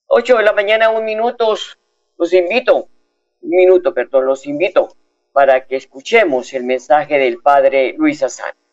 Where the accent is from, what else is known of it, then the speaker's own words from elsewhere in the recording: Opita, Huila, Colombia; moved away; como buena embajadora Opita